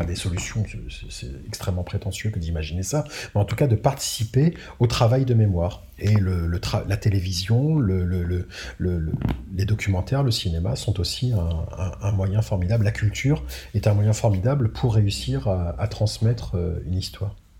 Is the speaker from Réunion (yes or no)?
yes; Réunion; moved away as an adult; also born or lived in Madagascar; je suis, né, à Madagascar certes, mais je suis né français, j'ai grandi à La Réunion.